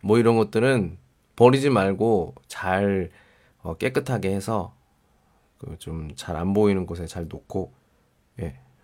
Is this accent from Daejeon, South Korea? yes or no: yes; Daejeon, South Korea; moved away; 제가 대전 사람이잖아요.